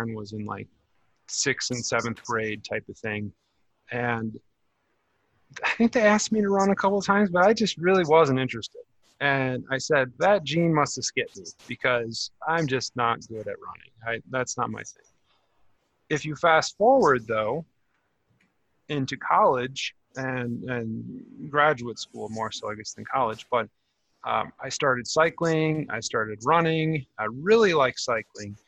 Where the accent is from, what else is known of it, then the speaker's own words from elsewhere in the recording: Wisconsin, United States; growing up in a small town, you know, there is no rock climbing. It was in Wisconsin